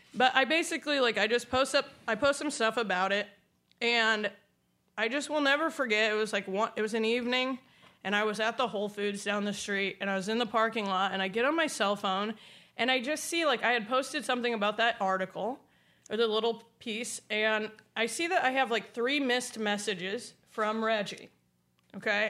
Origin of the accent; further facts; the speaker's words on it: Indiana, United States; I grew up in Drive Your Tractor to School Day, Indiana